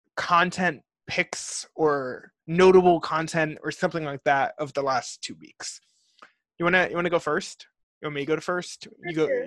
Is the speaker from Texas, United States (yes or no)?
no; New Jersey, United States; we're both from Jersey.